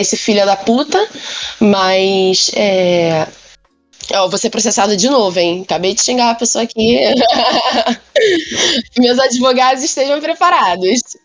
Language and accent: Portuguese; Rio de Janeiro, Brazil; sou daqui do Rio